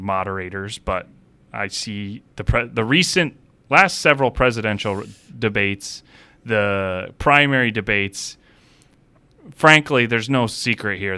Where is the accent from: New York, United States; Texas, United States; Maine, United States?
New York, United States; Plattsburgh; also born or lived in Great Falls, Montana / New Jersey; I grew up right here